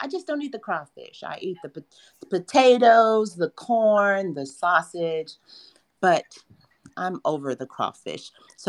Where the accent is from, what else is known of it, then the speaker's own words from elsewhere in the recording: Los Angeles, California, United States; I'm from Los Angeles, and I married someone from Louisiana.